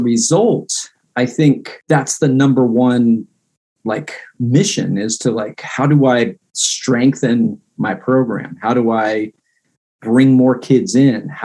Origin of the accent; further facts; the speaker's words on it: Fairfax County, Northern Virginia, United States; I grew up in Northern Virginia and Fairfax County